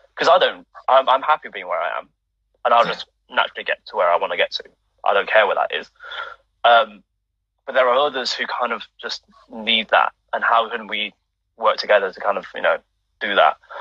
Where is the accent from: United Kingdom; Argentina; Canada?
United Kingdom; my being Chinese in the UK, mm-hmm. um, being British born to first generation immigrants from from Hong Kong.